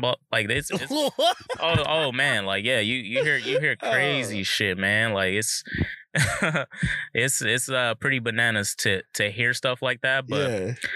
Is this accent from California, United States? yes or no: yes; Southern California, United States; also born or lived in Pacific Northwest; growing up in SoCal